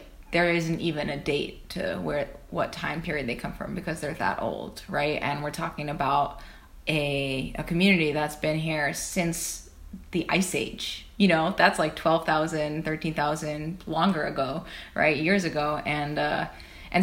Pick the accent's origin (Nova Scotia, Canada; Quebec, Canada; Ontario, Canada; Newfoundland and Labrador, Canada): Quebec, Canada; Odanak; I'm from Odinak First Nation, or the Abenaki Nation of Odinak, which is in southern Quebec, about an hour and a half from Montreal.